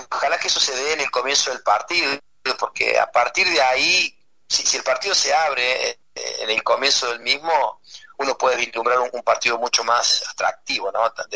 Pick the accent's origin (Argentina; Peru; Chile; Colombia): Argentina; moved away as an adult; now in United States; me tuve que salir de la Argentina a trabajar a otro país porque mi país no, no, no conseguía trabajo